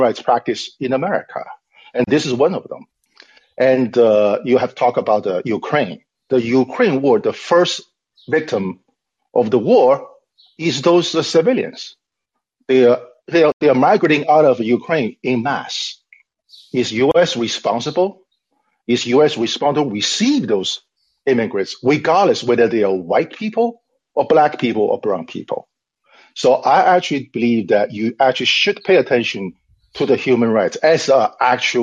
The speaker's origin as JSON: {"language": "English", "country": "China", "second_language": "English", "said": "I apologize for my accent, for that And I am from China"}